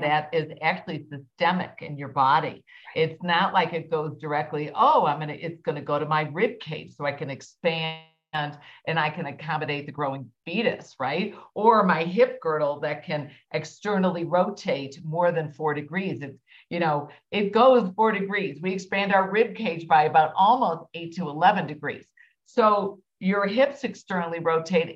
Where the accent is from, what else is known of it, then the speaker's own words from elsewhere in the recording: Midwest, United States; I'm obviously from the Midwest